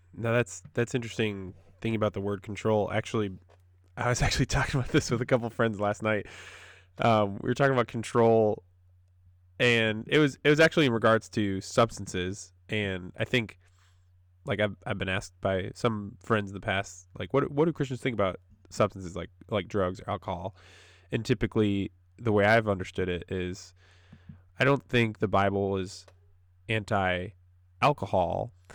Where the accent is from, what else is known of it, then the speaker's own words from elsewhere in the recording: Wisconsin, United States; moved away as an adult; also born or lived in Wheaton, Illinois / North Carolina; I'm from Wisconsin, uh, up, dear, up in the north